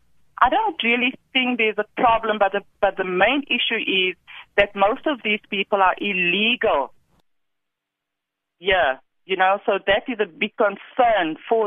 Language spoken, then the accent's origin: English; South Africa; our South African people.